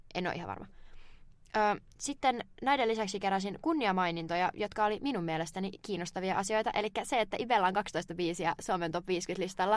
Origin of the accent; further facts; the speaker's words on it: Turku, Southwest Finland, Finland; mä oon turkulainen